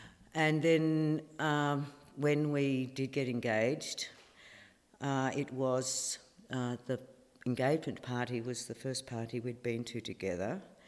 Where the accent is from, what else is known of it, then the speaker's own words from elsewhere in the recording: Shepparton, Victoria, Australia; moved away as an adult; now in Esperance, Australia; I grew up in the Goulburn Valley in Victoria, which is a city called Shepparton. So I grew up on the land, an orchardist daughter, and it was wonderful. We had irrigation.